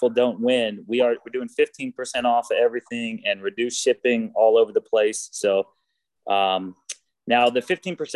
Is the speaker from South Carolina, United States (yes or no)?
no; Texas, United States; I'm from Texas